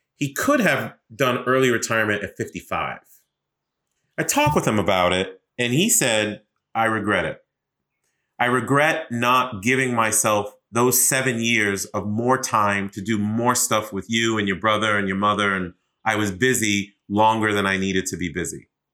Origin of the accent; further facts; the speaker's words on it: Boston, Massachusetts, United States; also born or lived in New York; now in Washington, D.C., United States; raised in Boston